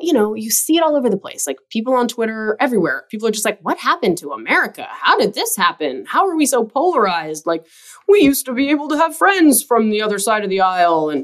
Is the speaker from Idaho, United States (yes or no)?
yes; Idaho, United States; when we were kids growing up in Idaho